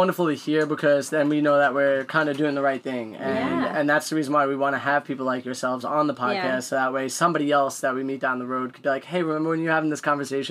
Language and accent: English; Illinois, United States